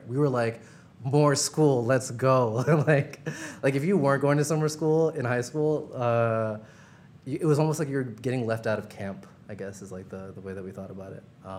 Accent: Brooklyn, New York, United States; also born or lived in Princeton; So I grew up in Brooklyn, I'd say, for the first few years of my life until, I don't know, I was about like 8 or 9.

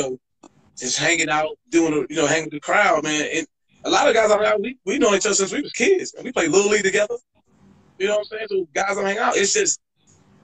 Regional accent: New York City, New York, United States; moved away as an adult; also born or lived in Brooklyn / California; I'm born and raised in Queens

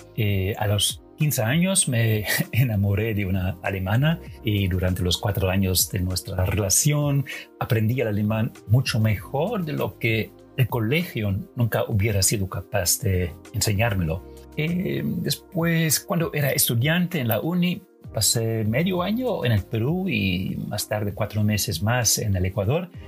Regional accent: Netherlands; Spanish is a second language; yo como holandés

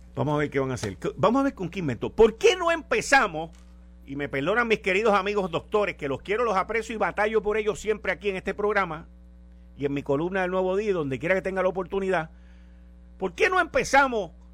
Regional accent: Puerto Rico; somos una colonia americana

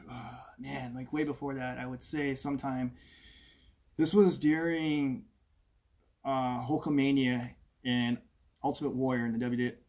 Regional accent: Ontario, Oregon, United States; also born or lived in Pittsburgh, Pennsylvania; I'm originally from this area. I'm originally from Ontario, Oregon.

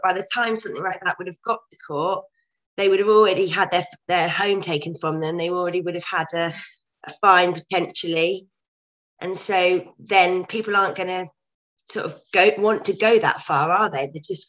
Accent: United Kingdom; how it's going to really curb our rights as humans, as British people, to protest against things

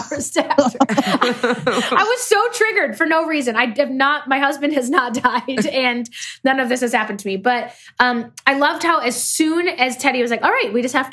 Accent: Midwest, United States; I'm from the Midwest.

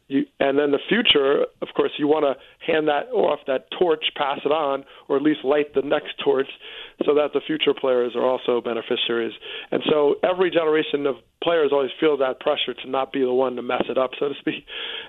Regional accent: Teaneck, New Jersey, United States; I grew up in Teaneck, New Jersey, which voluntarily desegregated in the 60s.

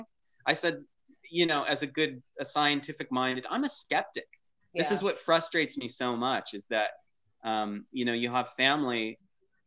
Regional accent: Torrance, California, United States; I was born in Torrance, California. I'm a Southern California baby

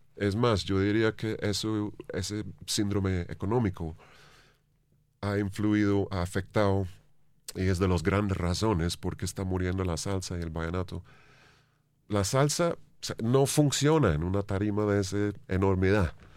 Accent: England, United Kingdom; Spanish is a second language; moved away as an adult; now in Bogotá, Colombia; siendo inglés

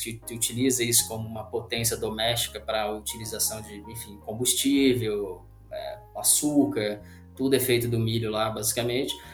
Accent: Londrina, Paraná, Brazil; now in Uberlândia, Brazil; eu sou de Londrina, no Paraná

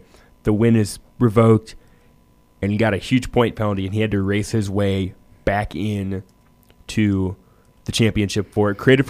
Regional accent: Iowa, United States; I'm from Iowa, so the Knoxville Nationals are a huge thing.

